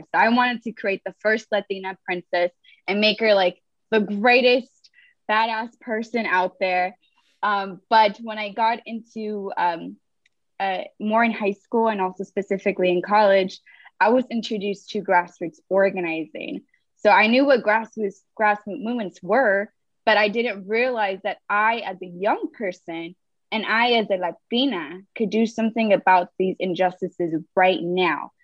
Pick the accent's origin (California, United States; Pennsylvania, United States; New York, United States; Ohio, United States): California, United States; Los Angeles; I'm originally from Los Angeles, California. I'm a daughter of um, parents from Mexico and Guatemala.